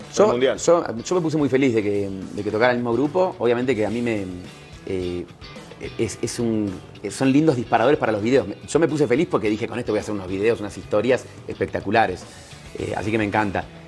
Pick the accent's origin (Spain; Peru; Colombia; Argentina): Argentina; como decimos en Argentina